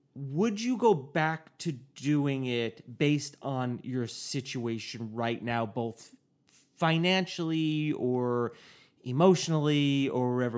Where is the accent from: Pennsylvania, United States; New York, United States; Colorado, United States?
New York, United States; I'm from New York